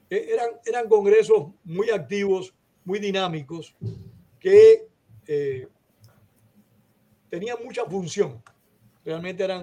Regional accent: Venezuela; now in United States; cuando yo salí de Venezuela, eh, la situación en Venezuela, yo salí de Venezuela dos días después del intento de golpe de Estado de Hugo Chávez, sin relación alguna. O sea, era una decisión que yo tenía tomada ya desde hacía mucho tiempo, de venir para Estados Unidos.

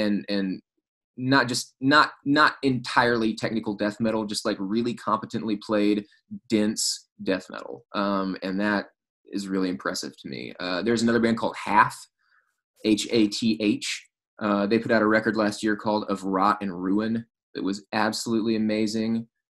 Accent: South Arkansas, United States; in the town where I grew up in Arkansas

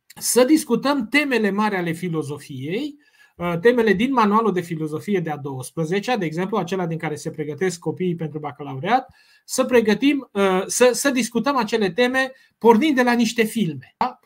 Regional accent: Romania; noi uh, ca români

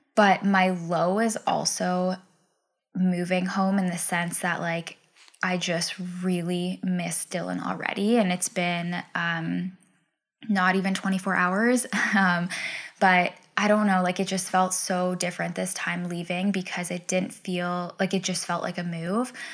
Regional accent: Ontario, Canada; moved away as an adult; also born or lived in British Columbia; move back home

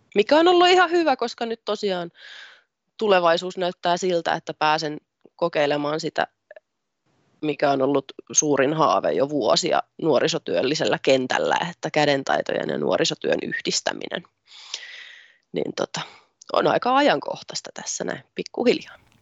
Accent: Tampere, Pirkanmaa, Finland; also born or lived in Ilmajoki; minä olen syntynyt Tampereella ja siellä suurimman osan iästäni asunut ja elämästäni asunut

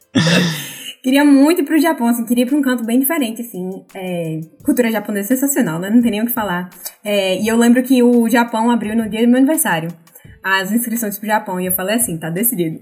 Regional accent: Natal, Rio Grande do Norte, Brazil; moved away as an adult; now in Vancouver, Canada; vim de Natal, Rio Grande do Norte, no Brasil. Estou morando aqui em Vancouver, no Canadá

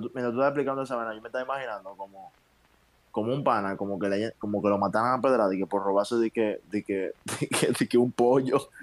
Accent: Dominican Republic; nosotros, los dominicanos

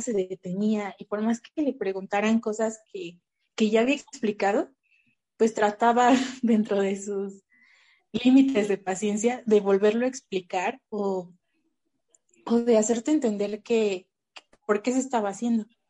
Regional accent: Mexico City, Mexico; also born or lived in Tlalnepantla; yo siempre digo que soy de Azcapotzalco

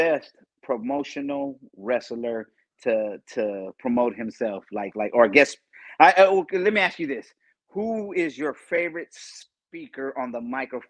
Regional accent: Texas, United States; I'm from Texas.

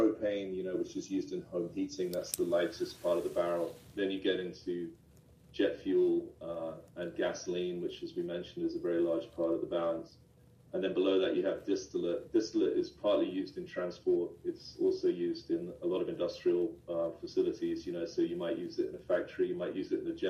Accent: United Kingdom; I'm British. My father's a British diplomat.

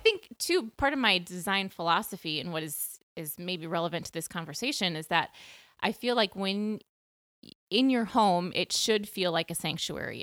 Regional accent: Minneapolis, Minnesota, United States; moved away as an adult; also born or lived in Montana / Peoria, Illinois; back to Minneapolis, my hometown where I grew up.

